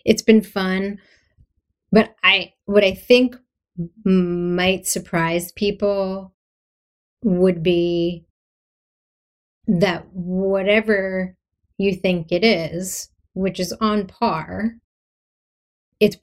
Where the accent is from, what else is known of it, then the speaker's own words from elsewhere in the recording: Philadelphia, Pennsylvania, United States; I'm from Philadelphia.